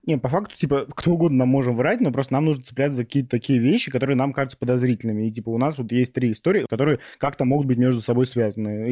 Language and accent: Russian; Novosibirsk, Novosibirsk Oblast, Russia; в Новосибирске, потому что мой родной город